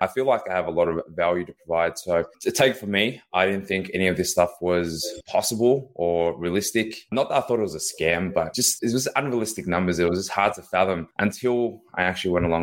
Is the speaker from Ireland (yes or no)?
no; Melbourne, Victoria, Australia; Born and raised here in Melbourne, Australia.